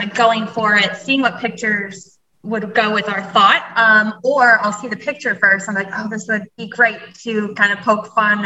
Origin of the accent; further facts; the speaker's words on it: Barrington, Rhode Island, United States; we grew up in Barrington, went to high school together.